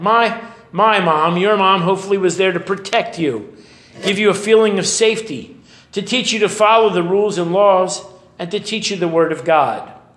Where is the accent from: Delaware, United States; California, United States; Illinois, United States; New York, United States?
California, United States; Oakland; When I was a little boy, I grew up in Oakland, just over the way